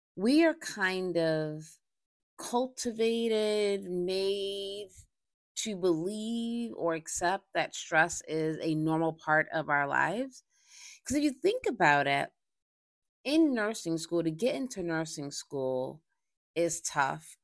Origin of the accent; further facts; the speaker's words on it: Boston, Massachusetts, United States; I recently did a, um, stress seminar in Boston, my hometown